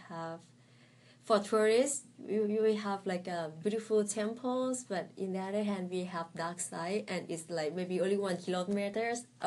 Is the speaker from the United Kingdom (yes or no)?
no; Thailand; English is a second language; moved away as an adult; also born or lived in Bangkok, Thailand; now in Shenzhen, China; my home is a little bit outside Bangkok, not so far. It's like half hour drive. Yes. But when I was in my secondary school, I moved to Bangkok because it has better education and so on. So I live in Bangkok for 10 years.